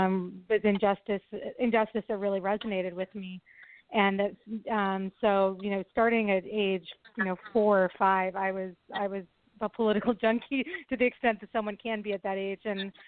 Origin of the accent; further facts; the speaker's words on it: Berkeley, California, United States; moved away as an adult; also born or lived in New York / New Haven, Connecticut / Boston area, Massachusetts / Los Angeles, California; So I grew up in Berkeley, California, which is, you know, a very politically progressive city.